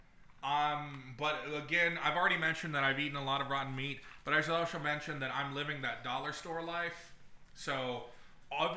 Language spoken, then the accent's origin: English; San Antonio, Texas, United States; now in Toronto, Canada; We grew up in Texas. So we live in Toronto now